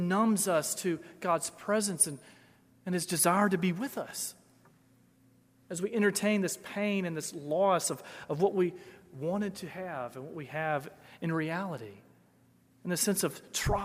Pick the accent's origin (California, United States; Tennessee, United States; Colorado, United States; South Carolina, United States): Tennessee, United States; Memphis; moved away as an adult; Growing up in Memphis